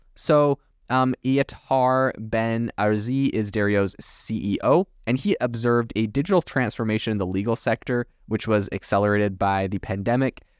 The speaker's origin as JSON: {"language": "English", "country": "Canada", "tie": "born or raised there", "moved": "as an adult", "lives_now": "United States", "said": "I remember growing up in Canada"}